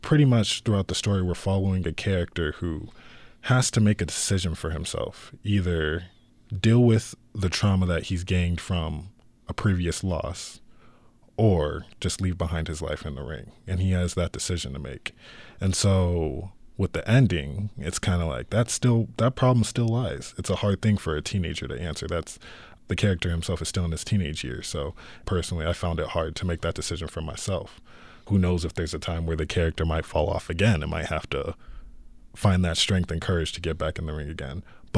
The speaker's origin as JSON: {"language": "English", "town": "Chandler", "region": "Arizona", "country": "United States", "said": "I'm the director of The Rematch, and I'm from Chandler, Arizona."}